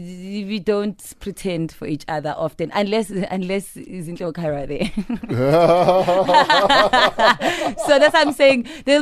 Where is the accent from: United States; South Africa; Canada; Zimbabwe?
South Africa; I'm a South African